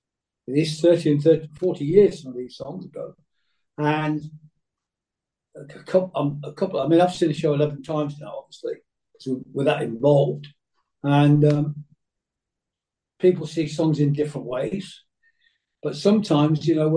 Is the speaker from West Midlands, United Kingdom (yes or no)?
yes; Coventry, West Midlands, United Kingdom; now in Cheshire, United Kingdom; I was born in Coventry